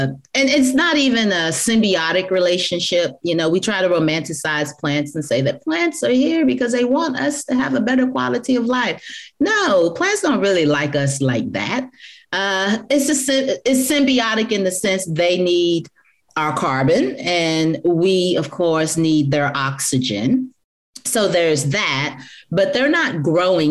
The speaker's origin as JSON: {"language": "English", "region": "Black Belt region of Alabama", "country": "United States", "tie": "born or raised there", "said": "I was raised in the Black Belt region of Alabama"}